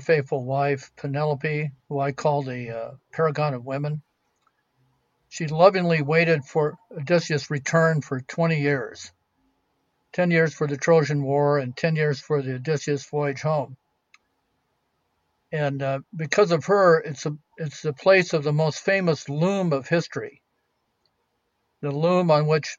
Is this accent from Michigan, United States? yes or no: no; California, United States; I'm from California, but I'm a poor archaeologist